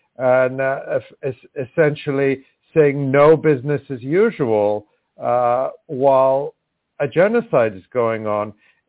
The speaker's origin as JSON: {"language": "English", "country": "United States", "tie": "born or raised there", "said": "I was born in the States, but I don't think I can be president."}